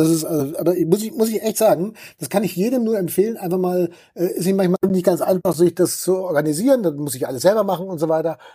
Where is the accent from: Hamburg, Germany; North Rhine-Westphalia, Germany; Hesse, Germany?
North Rhine-Westphalia, Germany; Dortmund; Dortmunder Bier ist weltberühmt, halt ja. Also da kriegst du in meiner Heimatstadt jede Menge davon.